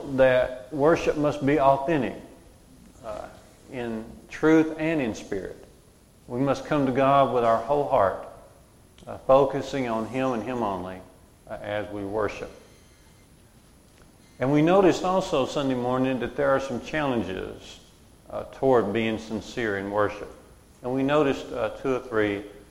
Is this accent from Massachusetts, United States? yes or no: no; Walker County, Alabama, United States; I grew up in Waukegan. We went to church out near Smith Lake at Curry Church of Christ